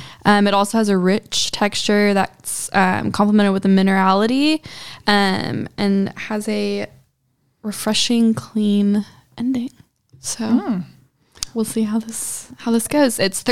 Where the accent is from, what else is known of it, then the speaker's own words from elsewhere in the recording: California, United States; moved away; I'm originally from California, so spent a lot of time tasting California wines.